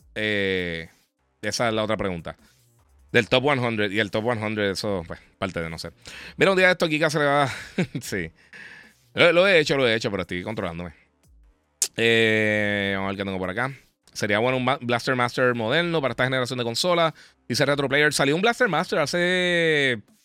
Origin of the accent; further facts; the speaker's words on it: Mayagüez, Puerto Rico; yo nací en Mayagüez